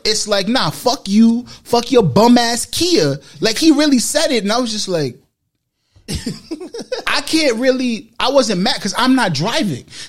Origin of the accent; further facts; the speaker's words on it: New York City, New York, United States; I've been in the Bronx my whole life